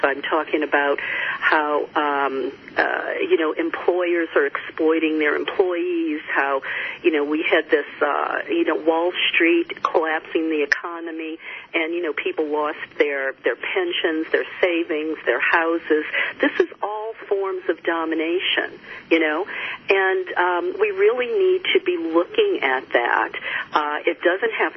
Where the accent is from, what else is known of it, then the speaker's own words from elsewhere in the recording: the Bible Belt, United States; I grew up in the Bible Belt